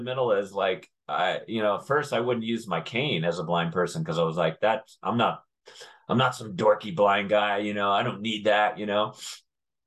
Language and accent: English; Connecticut, United States; I grew up in Connecticut